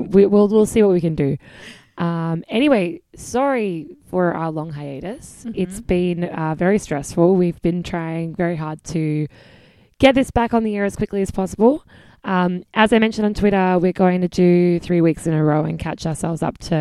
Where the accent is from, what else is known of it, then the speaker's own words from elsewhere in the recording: South Australia, Australia; now in New York, United States; my state colors back home in South Australia.